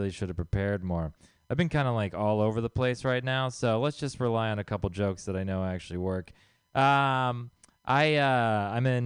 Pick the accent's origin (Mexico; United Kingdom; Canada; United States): United States; Texas; moved away; I'm from Texas. I'm sorry. I don't represent the people there, okay?